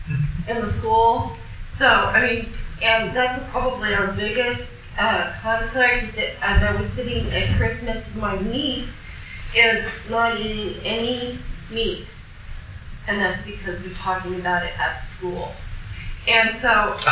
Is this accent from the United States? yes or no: yes; Kansas, United States; I'm from Kansas